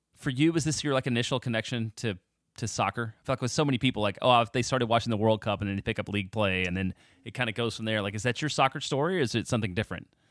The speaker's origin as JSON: {"language": "English", "town": "Dallas", "region": "Texas", "country": "United States", "tie": "born or raised there", "said": "I grew up outside of Dallas"}